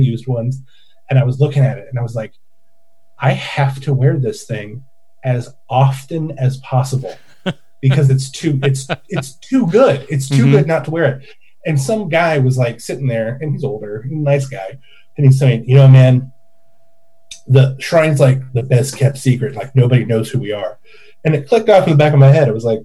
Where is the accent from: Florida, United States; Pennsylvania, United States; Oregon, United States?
Oregon, United States; moved away; also born or lived in California; even though I'm from Oregon